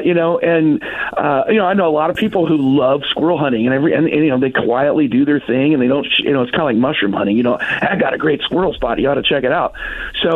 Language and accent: English; Wabash, Indiana, United States; moved away; when I lived in Wabash, you know, I'm from Wabash originally